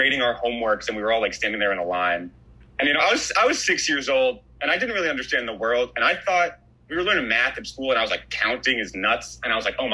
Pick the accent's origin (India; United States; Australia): United States; New York City, New York; I grew up in Riverdale, which is kind of like a Jewish neighborhood in the Bronx